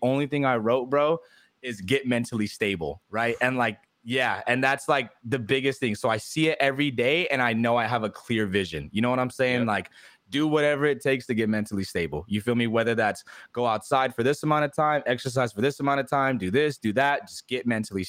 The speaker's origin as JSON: {"language": "English", "region": "California", "country": "United States", "moved": "yes", "lives_now": "Texas, United States", "said": "when I moved out here to Texas, because I'm from California"}